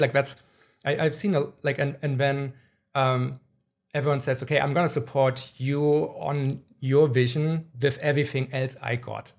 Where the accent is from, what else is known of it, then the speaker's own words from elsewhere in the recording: Germany; moved away; I grew up in Germany